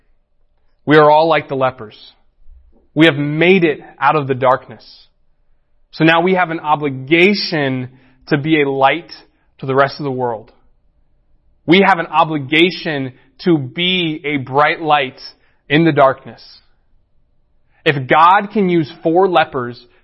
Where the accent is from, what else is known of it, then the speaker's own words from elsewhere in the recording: United States; as American Christians